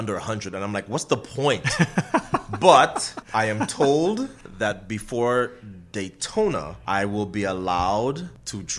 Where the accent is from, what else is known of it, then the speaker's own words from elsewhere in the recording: Trinidad & Tobago; moved away; we both have Trinidadian parents, and I'm born and raised in Trinidad